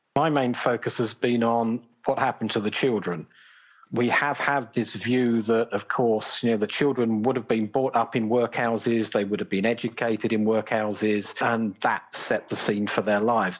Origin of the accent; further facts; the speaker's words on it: Brighton, South East England, United Kingdom; my hometown of Brighton